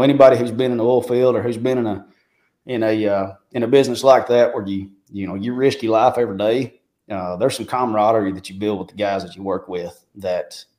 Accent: Marshall, Arkansas, United States; moved away as an adult; also born or lived in Ozark, Arkansas / Nashville, Tennessee; now in Dickson, United States; I grew up in Marshall, Arkansas, in Searcy County there

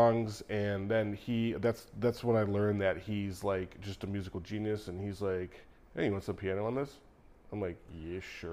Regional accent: Naperville, Illinois, United States; also born or lived in Florida; growing up in, you know, in Naperville

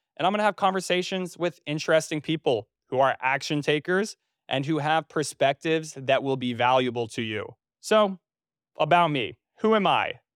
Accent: North Carolina, United States; also born or lived in Trenton, New Jersey / New York City; I was born in New Jersey. Uh, I was initially a Jersey boy, born in Trenton, and then I moved to North Carolina when I was almost nine years old. So I grew up in North Carolina

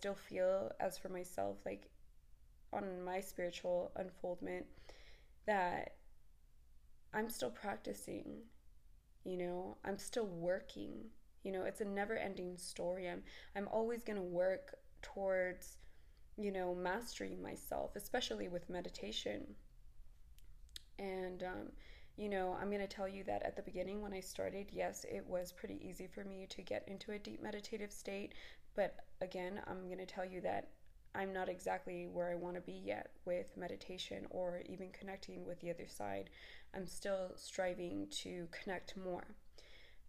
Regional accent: Texas, United States; I'm from Texas

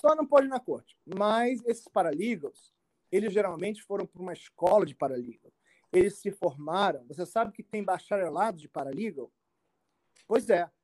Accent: Rio de Janeiro, Brazil; moved away as an adult; also born or lived in Brasília; now in United States; eu nasci no Rio de Janeiro, é, num bairro do, chamado Tijuca, e é um dos bairros mais cariocas

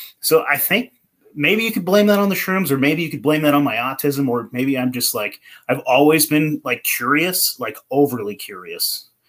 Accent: California, United States; I came from California and then I moved to Portland.

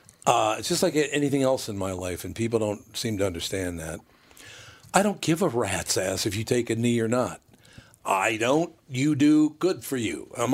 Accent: Minneapolis, Minnesota, United States; Growing up in North Minneapolis, and I'm not talking about any specific races, white people, black people, Spanish people, you know, Native Americans, all the rest of it.

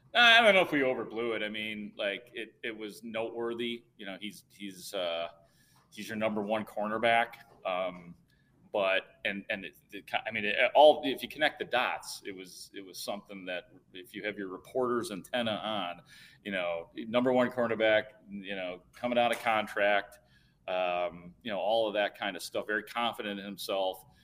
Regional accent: Itasca, Illinois, United States; my hometown of Itasca

